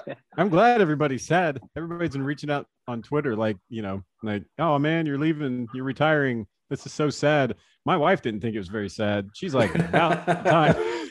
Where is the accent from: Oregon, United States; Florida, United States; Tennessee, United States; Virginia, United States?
Florida, United States; We grew up in Florida.